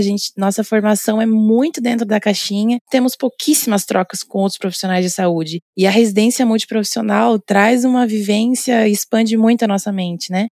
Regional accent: Londrina, Paraná, Brazil; moved away as an adult; also born or lived in Florianópolis, Brazil; A minha graduação foi na Universidade Estadual de Londrina, lá do norte do Paraná, minha cidade natal.

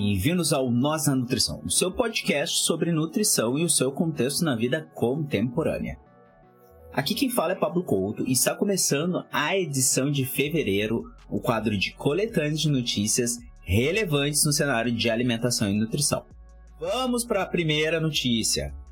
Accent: the South, Rio Grande do Sul, Brazil; Eu sou do Sul, moro aqui

